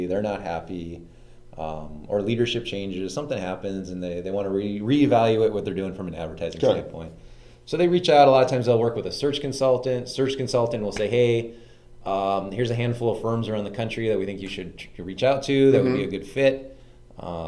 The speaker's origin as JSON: {"language": "English", "town": "Billings", "region": "Montana", "country": "United States", "moved": "as an adult", "lives_now": "St. Louis Park, United States", "said": "I'm from Montana."}